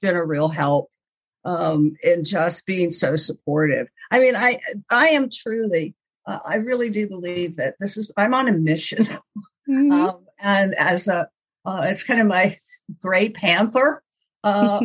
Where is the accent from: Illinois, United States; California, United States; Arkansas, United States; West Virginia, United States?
West Virginia, United States; I was born in West Virginia.